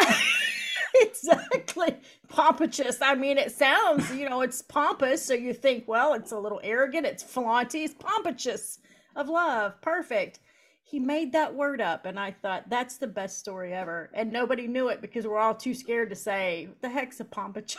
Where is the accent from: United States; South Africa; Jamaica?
United States; Eastern Kentucky; moved away as an adult; now in Wisconsin, United States; I'm from Eastern Kentucky. So Appalachian people are very hard and snappy